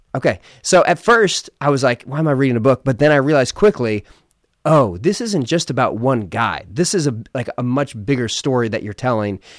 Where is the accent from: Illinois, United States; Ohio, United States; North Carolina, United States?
Ohio, United States; also born or lived in Philadelphia, Pennsylvania; I was born in Philadelphia, lived in a small town in Ohio when I was in middle school and high school